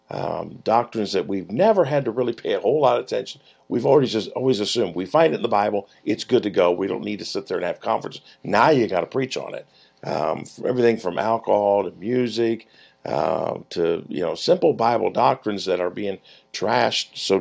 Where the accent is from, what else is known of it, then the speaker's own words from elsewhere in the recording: Mansfield, Ohio, United States; my hometown, Mansfield, Ohio.